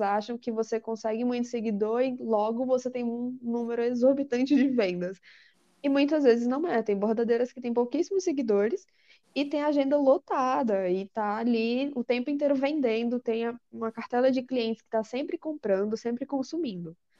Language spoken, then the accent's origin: Portuguese; Natal, Rio Grande do Norte, Brazil; moved away as an adult; now in São Paulo, Brazil; eu morava em Natal, com meus, meus pais, eu sou de Natal, e eu vim morar em São Paulo